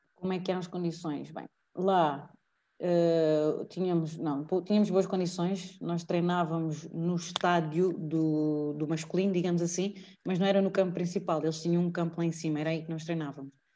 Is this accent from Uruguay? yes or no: no; Portugal; also born or lived in Italy; moro cá e sou de Portugal